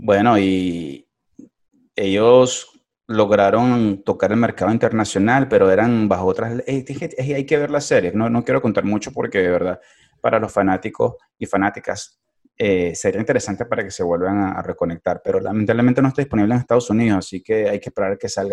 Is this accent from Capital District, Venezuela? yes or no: yes; Caracas, Capital District, Venezuela; moved away; como buen caraqueño